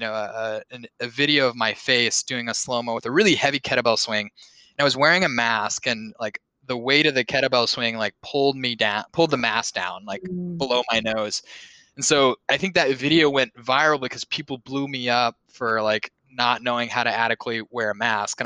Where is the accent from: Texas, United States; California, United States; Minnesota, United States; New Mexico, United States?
Minnesota, United States; Bloomington; moved away as an adult; also born or lived in Bozeman, Montana; now in Boston, United States; I grew up in Bloomington, Minnesota, which is home of Mall of America